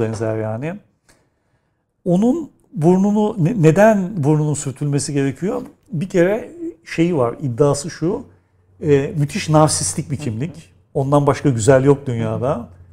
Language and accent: Turkish; Istanbul, Turkey; doğduğum yer Kadırga, büyüdüğüm yer Nişancı